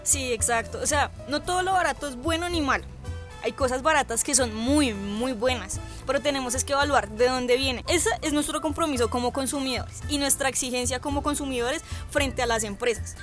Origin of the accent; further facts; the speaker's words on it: Colombia; nosotros como colombianos